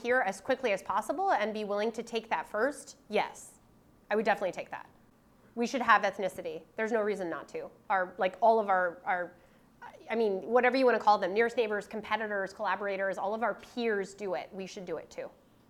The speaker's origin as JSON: {"language": "English", "country": "Canada", "said": "It doesn't matter that I'm a Canadian professor sitting in a Canadian university training Canadian graduate students."}